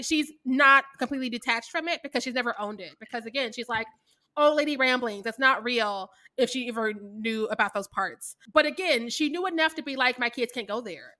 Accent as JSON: {"language": "English", "town": "Kansas City", "region": "Missouri", "country": "United States", "said": "I am from Kansas City, Missouri"}